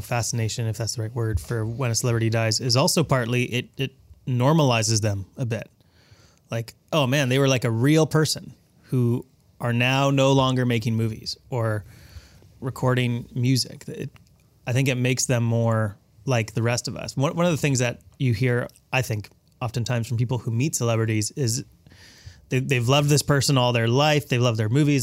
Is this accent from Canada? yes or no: yes; Canada; as a Canadian